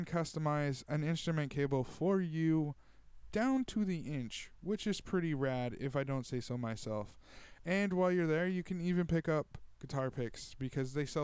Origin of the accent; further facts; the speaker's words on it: Tulare, California, United States; here in my hometown of Tulare